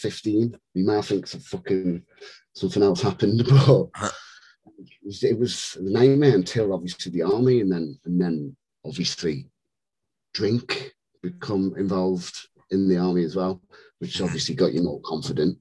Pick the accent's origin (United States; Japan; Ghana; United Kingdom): United Kingdom; Newcastle upon Tyne, North East England; also born or lived in Whitehaven, Cumbria / Germany; ended up settling in Newcastle when I was like seven, something like that. So grew up in Newcastle